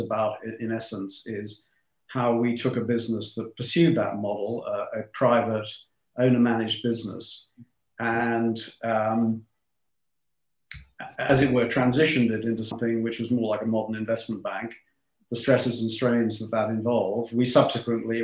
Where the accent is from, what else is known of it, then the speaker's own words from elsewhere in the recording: London, United Kingdom; I was born in London. My parents were actually first-generation Australian immigrants